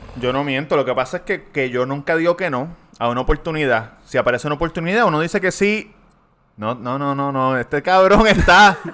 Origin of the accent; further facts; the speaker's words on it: Puerto Rico; accent: Puerto Rican; first language Spanish; soy puertorriqueño porque estoy hablando como hablamos nosotros